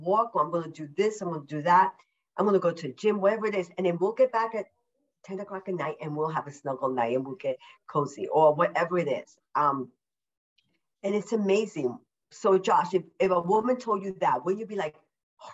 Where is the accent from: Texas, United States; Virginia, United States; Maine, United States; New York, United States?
New York, United States; moved away; I'm a New Yorker, originally a New Yorker